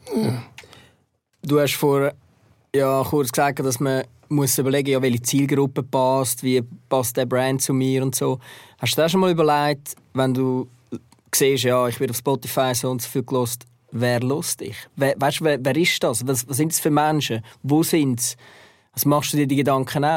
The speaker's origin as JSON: {"language": "German", "region": "Zurich", "country": "Switzerland", "tie": "born or raised there", "said": "ich bin dann auch in Zürich aufgewachsen"}